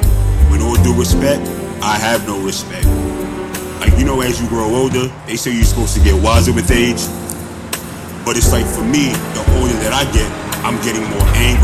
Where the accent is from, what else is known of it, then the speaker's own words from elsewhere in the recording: New York City, New York, United States; And me being a New Yorker, this shit doesn't help me. I'm already on edge living in this madhouse of a city.